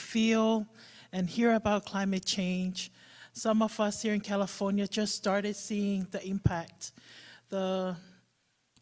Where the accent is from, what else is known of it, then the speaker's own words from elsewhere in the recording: Samoa; moved away as an adult; now in Bay Area, United States; growing up in Samoa, the first time I experienced a cyclone or a hurricane was in 1990. I was 15 then